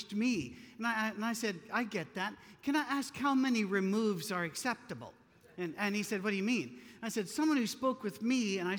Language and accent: English; Scotland, United Kingdom; Being Scottish, we don't tan, we stroke